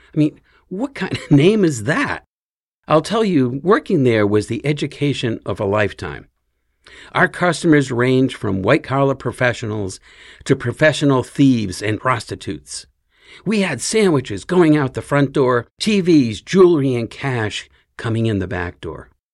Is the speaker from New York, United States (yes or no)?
no; Fall River, Massachusetts, United States; grew up in Fall River, just a little ways west of Cape Cod